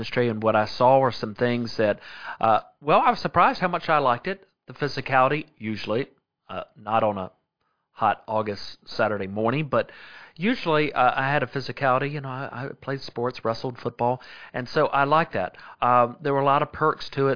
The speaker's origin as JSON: {"language": "English", "town": "Sumter", "region": "South Carolina", "country": "United States", "also_born_or_lived": "Fulton, Missouri", "said": "I'm from Sumter, South Carolina."}